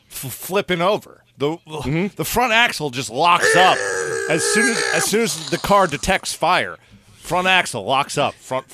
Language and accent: English; New York, United States; it's nothing. I'm from New York. I'm tough.